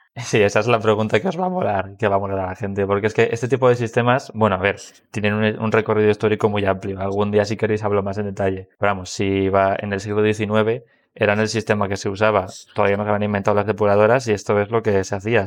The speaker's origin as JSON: {"language": "Spanish", "town": "Madrid", "region": "Community of Madrid", "country": "Spain", "also_born_or_lived": "Huelva", "said": "yo también soy geólogo, también de Madrid, de la Complutense"}